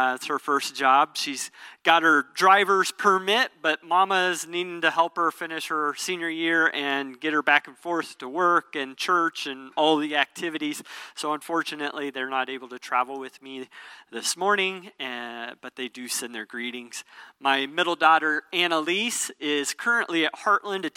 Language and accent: English; Southeast Iowa, United States; moved away; also born or lived in Springfield, Missouri; I grew up like in Iowa, Southeast Iowa